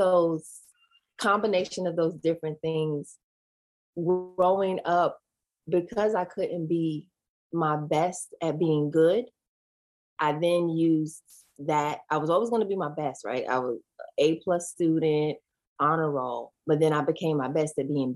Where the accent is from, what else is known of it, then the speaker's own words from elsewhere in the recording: New York City, New York, United States; moved away as an adult; also born or lived in Georgia; I grew up in Queens, New York, went to Catholic school